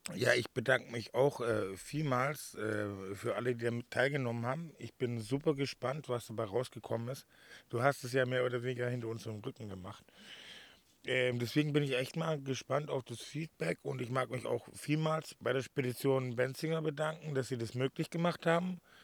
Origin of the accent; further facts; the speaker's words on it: Swabia, Baden-Württemberg, Germany; now in Mallorca, Spain; als Schwabe